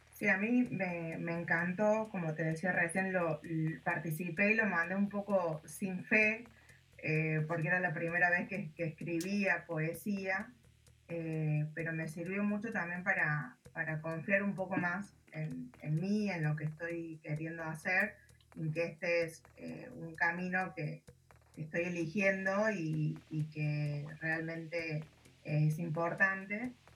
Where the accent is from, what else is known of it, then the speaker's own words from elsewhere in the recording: Córdoba, Argentina; soy de Córdoba, Argentina